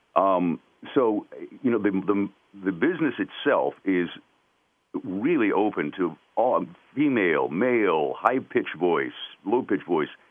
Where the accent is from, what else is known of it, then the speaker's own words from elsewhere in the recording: North Carolina, United States; accent: twang; I was from the South. I grew up in North Carolina, so it definitely had a little bit of a twang to it.